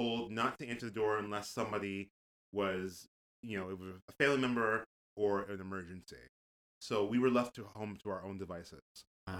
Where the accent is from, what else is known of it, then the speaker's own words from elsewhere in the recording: Springfield, Massachusetts, United States; I grew up in Springfield.